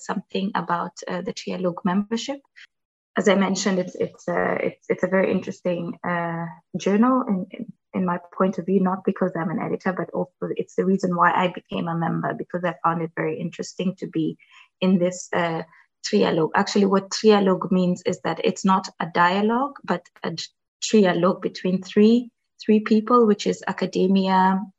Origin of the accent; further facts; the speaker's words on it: Kenya; I come from a country, I'm from Kenya